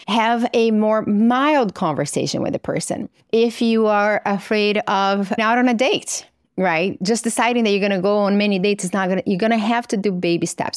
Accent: Governador Valadares, Minas Gerais, Brazil; moved away; So I grew up in Brazil in a little town called Governador Valadares, which is in the middle of the country.

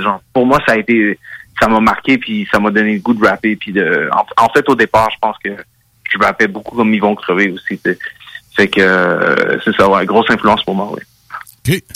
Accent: Gatineau, Quebec, Canada; also born or lived in Hull, Quebec; originalement, je viens de Gatineau, le secteur

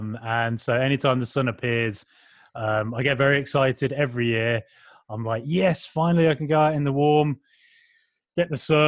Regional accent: Ireland; So I've just repeated that mistake yet again, forgetting that I am Irish.

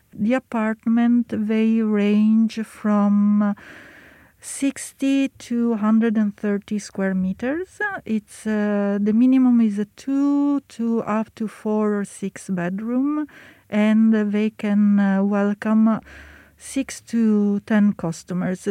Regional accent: Milan, Lombardy, Italy; moved away as an adult; now in Paris, France; we are both from Italy. I am uh, from Milano

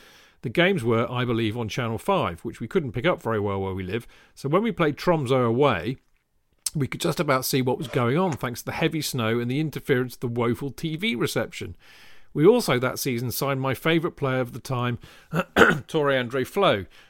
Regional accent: Salcombe, South West England, United Kingdom; I'm from Salcombe in South Devon originally, and I have my dad to thank for ending up as a Chelsea fan.

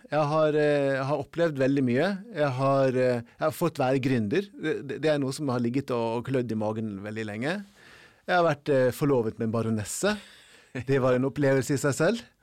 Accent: Norway; som nordmann å komme til Afrika

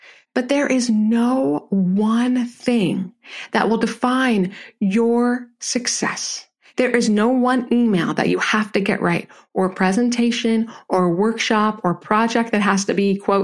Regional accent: Jersey Shore, New Jersey, United States; I'm a Jersey girl, right? I was raised near the Jersey Shore

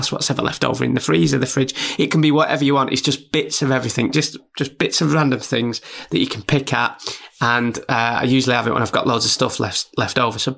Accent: Burnley, North West England, United Kingdom; also born or lived in York; Some idiot from Burnley, even though I was born in York and I've lived up and down the UK

